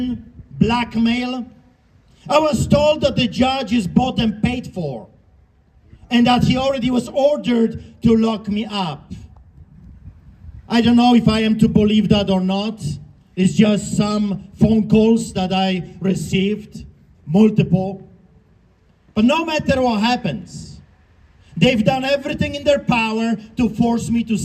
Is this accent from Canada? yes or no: yes; Canada; We are Christians. We are Canadians.